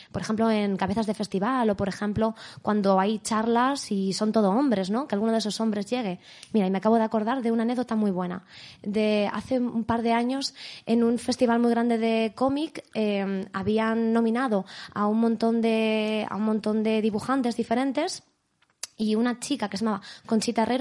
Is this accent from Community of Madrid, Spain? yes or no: yes; Madrid, Community of Madrid, Spain; now in Madrid, Spain; Yo soy de Madrid. ¿De dónde? De, bueno, eh, me crecí en Vallecas hasta los 15 años más o menos y luego desde entonces vivo por el centro.